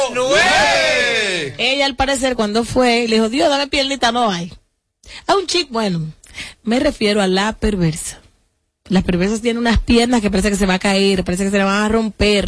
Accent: Dominican Republic; aquí somos dominicanos

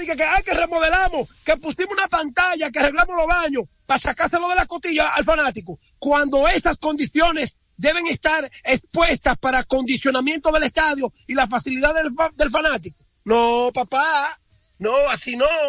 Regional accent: Dominican Republic; moved away; somos los dominicanos del exterior

